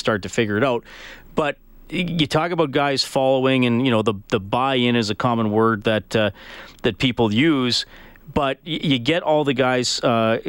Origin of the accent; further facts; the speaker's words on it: Evansburg, Alberta, Canada; since I was a young lad growing up in Evansburg